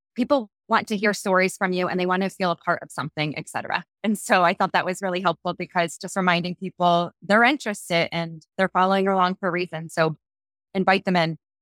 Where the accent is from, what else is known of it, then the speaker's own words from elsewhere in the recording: Philadelphia, Pennsylvania, United States; now in Mexico; I'm originally from Philadelphia, but I've been living nomadic